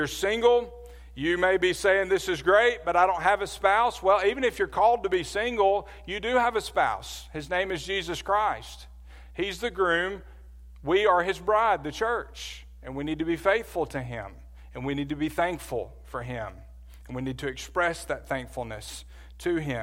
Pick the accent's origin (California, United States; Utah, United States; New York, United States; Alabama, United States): Alabama, United States; Birmingham; I grew up in Birmingham, Alabama.